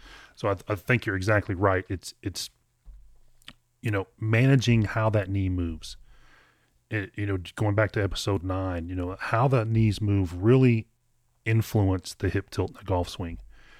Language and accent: English; Kentucky, United States; you're from Maine, I'm from Kentucky, but I think we had very similar lessons growing up.